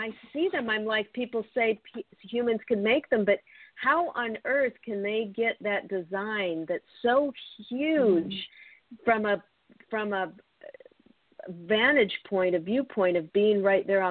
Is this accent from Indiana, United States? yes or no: no; Seattle, Washington, United States; I grew up in Seattle, outside of Seattle, and I grew up with the Bigfoot legend